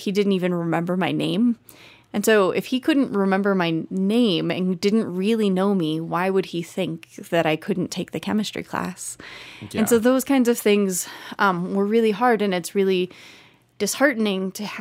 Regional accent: Easton, Pennsylvania, United States; also born or lived in Texas; I was born in Texas and lived there until I was 6, and then we moved to Pennsylvania, and I moved to a town called Easton, Pennsylvania

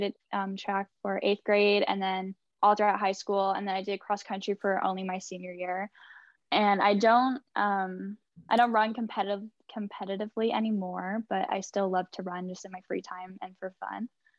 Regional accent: San Francisco, California, United States; also born or lived in Chester, England / San Diego, California; I was originally born in England, small town in Chester, which is also where Alfie's from, which is super, super cool, small world. But I grew up in San Francisco for most of my life. I've been there since I was five.

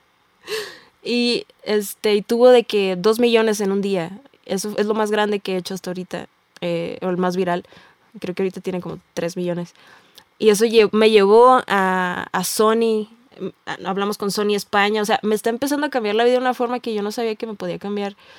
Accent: Tijuana, Baja California, Mexico; yo soy, vengo de Tijuana

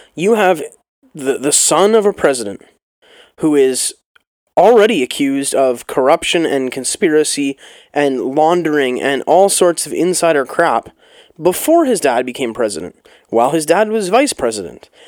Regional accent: Canada

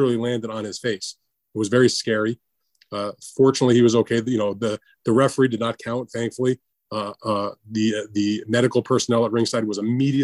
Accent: United States; as an American

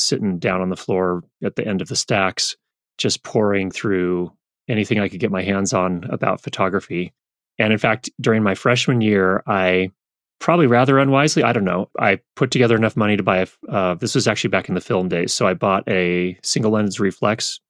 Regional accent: Thousand Oaks, California, United States; also born or lived in Northridge, California; My parents moved to a place called Thousand Oaks, which is a suburb to the north of Los Angeles, when I was two. So I grew up in that area

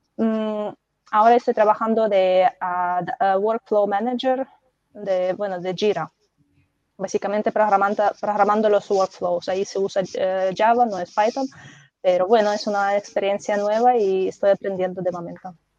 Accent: Belarus; Spanish is a second language; moved away as an adult; now in Spain; soy de Bielorrusia, aquí llevo en España ya 10 años más o menos

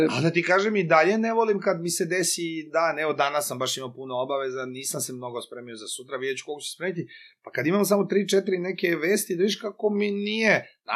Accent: Loznica, Serbia; moved away as an adult; now in Belgrade, Serbia; moj rodni grad uh, Loznicu

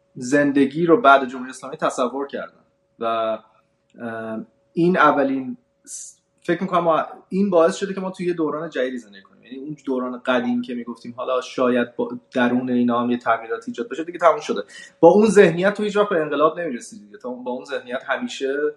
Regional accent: Iran; moved away; ما هم که اومدیم از ایران بیرون

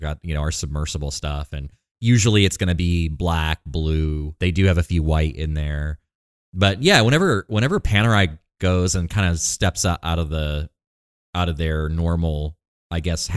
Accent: Maine, United States; now in Texas, United States; I'm from Maine.

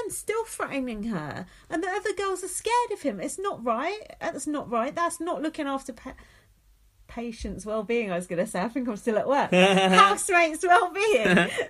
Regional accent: London, United Kingdom; Anyway, I'm from Uptown London, so don't mess with me.

